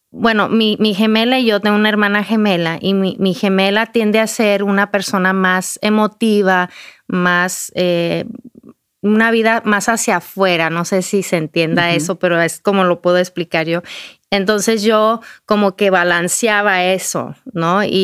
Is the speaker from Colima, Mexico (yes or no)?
no; Durango, Mexico; yo nací, mi hermana y yo, mi hermana gemela y yo nacimos en Durango, México. Crecimos ahí